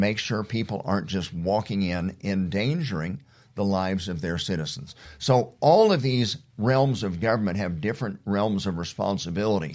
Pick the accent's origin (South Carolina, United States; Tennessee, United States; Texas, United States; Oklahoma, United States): Oklahoma, United States; those of us that have grown up in Oklahoma